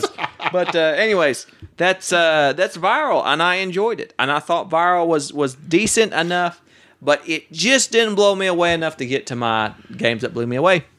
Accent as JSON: {"language": "English", "region": "Oklahoma", "country": "United States", "moved": "yes", "lives_now": "Texas, United States", "said": "I'm from Oklahoma"}